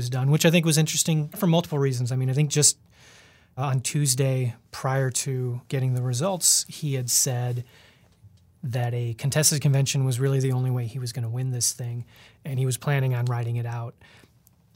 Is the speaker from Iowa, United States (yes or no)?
yes; Iowa, United States; now in Wisconsin, United States; my home state, Iowa